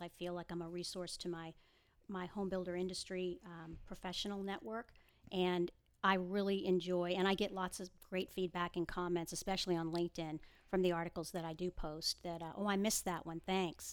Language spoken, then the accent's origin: English; Boston, Massachusetts, United States; moved away as an adult; now in Houston, United States; I was born and raised in the Boston area. I moved to Texas thirty years ago this July.